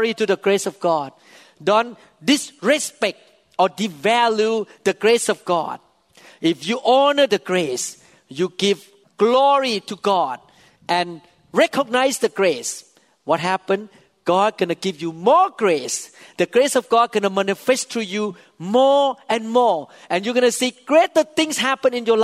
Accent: Thailand; English is a second language; I was born in Thailand, a devout Buddhist, playing with demons when I was young

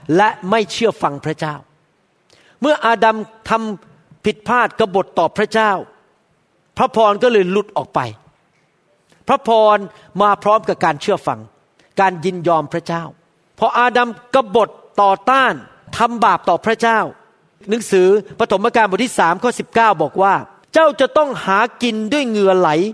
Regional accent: Thailand; accent: Thai; moved away as an adult; now in United States; ผมเป็นหมอคนไทย

